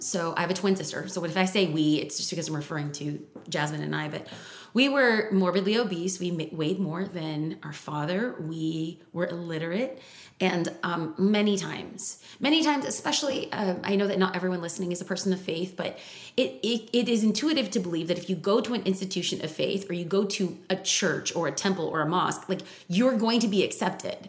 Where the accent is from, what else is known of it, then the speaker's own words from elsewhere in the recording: California, United States; we're from California